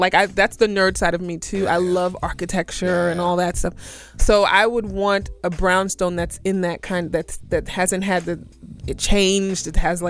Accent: New York City, New York, United States; I'm from Brooklyn. I was born in a brownstone in Bed-Stuy.

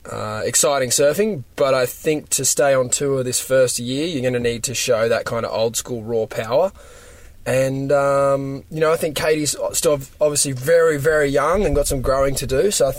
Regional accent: Australia; as an Aussie

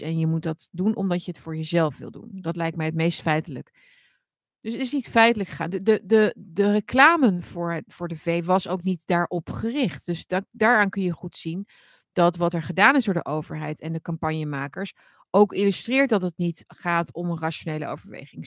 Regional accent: Netherlands; wij hebben als Nederlander

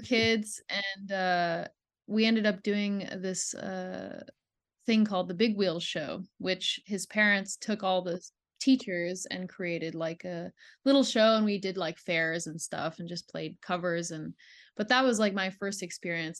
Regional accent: Ontario, Canada; also born or lived in Quebec; I grew up in Ontario

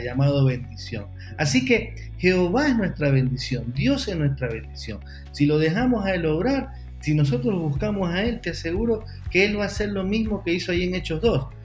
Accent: Ecuador; En mi país, en Ecuador

